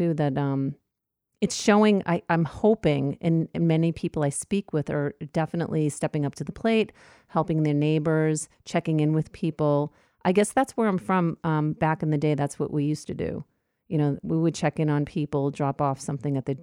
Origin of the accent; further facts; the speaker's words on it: New York, United States; I'm a New Yorker by heart, so I walk through the neighborhood constantly